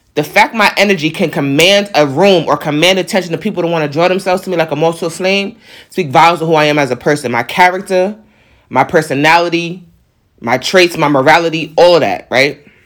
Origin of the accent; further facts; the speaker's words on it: New York, United States; accent: New York; my New York accent